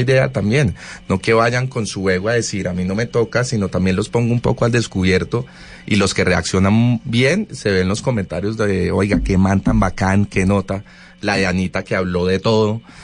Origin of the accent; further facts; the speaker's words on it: Colombia; como colombianos